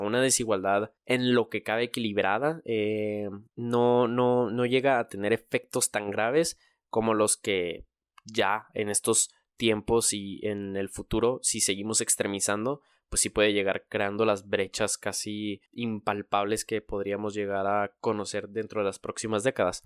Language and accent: Spanish; Mexico; nosotros, México, es el país más desigual